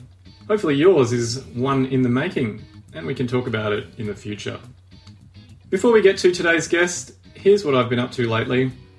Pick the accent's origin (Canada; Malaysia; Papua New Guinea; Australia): Papua New Guinea; Interestingly enough, Bernie and me also share a history of growing up in Papua New Guinea.